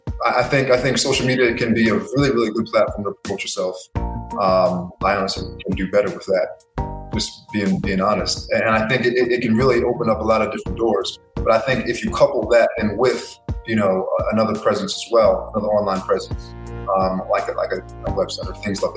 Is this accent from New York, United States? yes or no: yes; New York, United States; I was born in New York